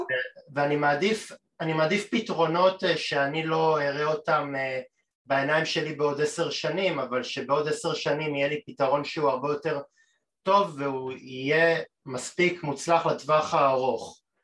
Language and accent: Hebrew; Tel Aviv, Tel Aviv District, Israel; עבורי כתל כתל אביבי זה אטרקציה